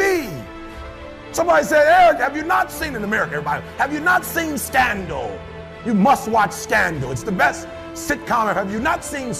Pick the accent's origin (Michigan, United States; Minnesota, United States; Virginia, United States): Michigan, United States; Detroit